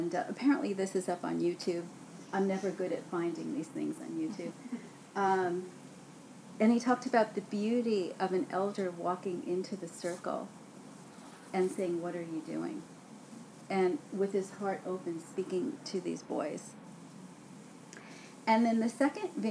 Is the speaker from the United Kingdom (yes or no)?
no; New York City, New York, United States; I grew up in Brooklyn and on those streets